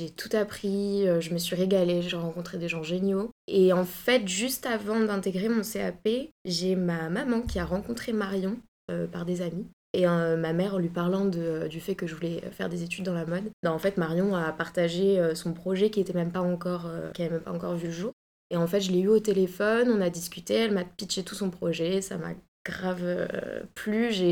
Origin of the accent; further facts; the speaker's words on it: Bordeaux, Nouvelle-Aquitaine, France; moved away; Je viens de Bordeaux.